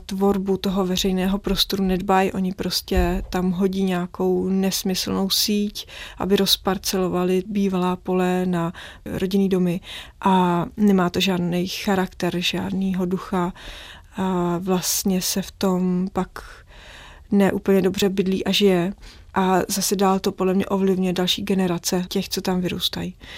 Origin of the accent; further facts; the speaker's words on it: Prague, Czechia; když jsem vyrůstala v centru, na Praze 6 nedaleko hradu